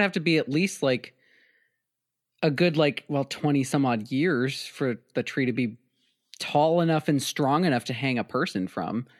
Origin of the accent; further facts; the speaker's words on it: South Dakota, United States; my home state of South Dakota